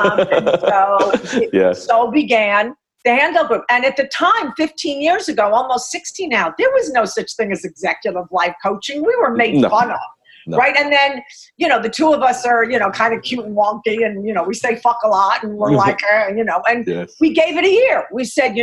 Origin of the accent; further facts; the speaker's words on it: New York, United States; moved away; also born or lived in Laguna Beach, California; I'm a New Yorker